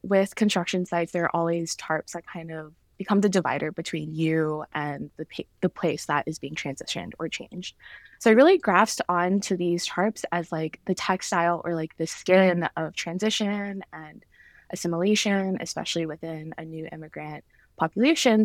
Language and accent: English; Atlanta, Georgia, United States; moved away; I am originally from Georgia, uh, grew up there, was raised there